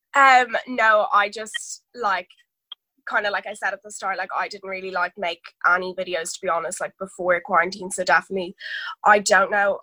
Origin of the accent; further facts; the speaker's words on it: Dublin, Leinster, Ireland; I'm 17, I'm nearly 18, and I'm from Dublin